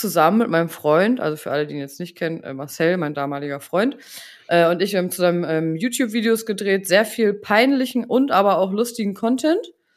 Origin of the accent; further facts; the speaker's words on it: Buxtehude, Lower Saxony, Germany; ich komme aus Buxtehude